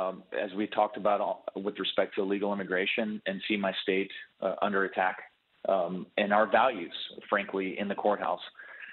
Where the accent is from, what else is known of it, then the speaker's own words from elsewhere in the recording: Austin, Texas, United States; as a resident of Austin